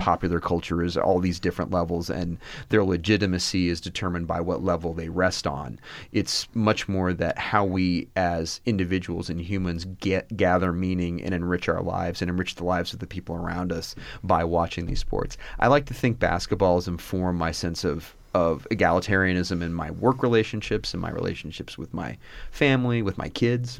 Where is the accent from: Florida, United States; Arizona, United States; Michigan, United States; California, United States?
Arizona, United States; Tucson; I grew up in Tucson, Arizona, and, uh, went to college here